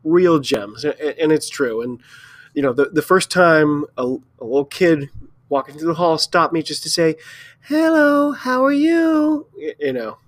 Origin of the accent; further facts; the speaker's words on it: United States; I'm an American